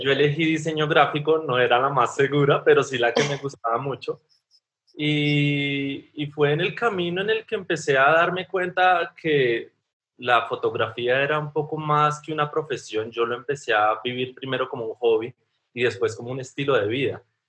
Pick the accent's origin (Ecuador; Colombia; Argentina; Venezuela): Colombia; yo soy fotógrafo colombiano